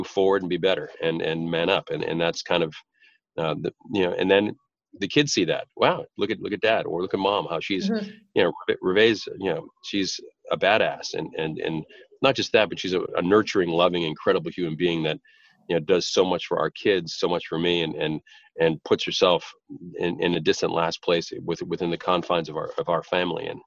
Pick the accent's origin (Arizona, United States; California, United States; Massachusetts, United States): Massachusetts, United States; Boston; an Irish guy from Boston